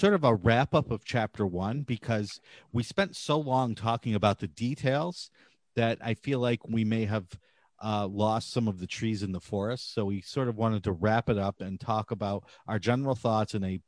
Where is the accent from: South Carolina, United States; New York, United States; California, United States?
New York, United States; Appalachian Mountains, rural; I am from New York, I am from rural New York, in the Appalachian Mountains. So y'all was a thing.